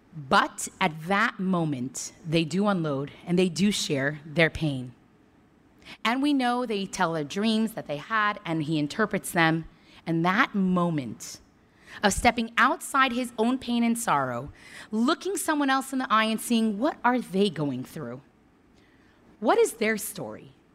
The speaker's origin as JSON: {"language": "English", "town": "New York City", "region": "New York", "country": "United States", "tie": "born or raised there", "moved": "yes", "lives_now": "College Station, United States", "said": "Born and raised in Crown Heights, Brooklyn"}